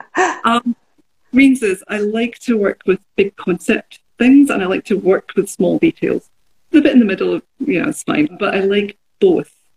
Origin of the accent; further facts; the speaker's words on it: Glasgow, Scotland, United Kingdom; moved away; I, I grew up in Glasgow